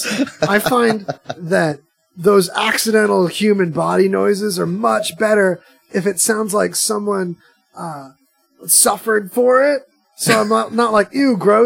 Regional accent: California, United States; now in Las Vegas, United States; growing up in California

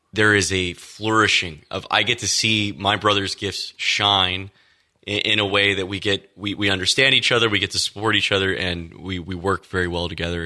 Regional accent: Austin, Texas, United States; So I grew up in Texas. Um, Austin, Texas was home for me.

